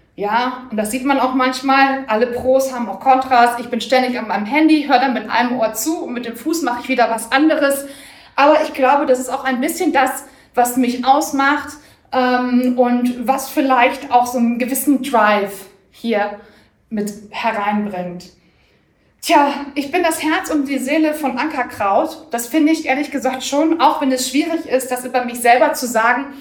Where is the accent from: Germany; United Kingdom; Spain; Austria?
Germany; Bochum, North Rhine-Westphalia; ich bin gebürtig aus, äh, Bochum